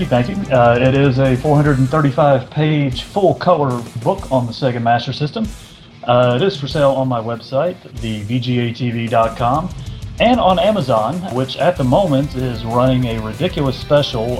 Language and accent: English; Charlotte, North Carolina, United States; I, am from North Carolina. I'm from Charlotte, so you know, Nature Boy's hometown.